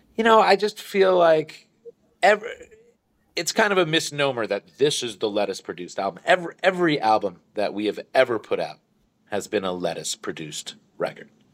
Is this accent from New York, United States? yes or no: yes; New York, United States; Growing up in New York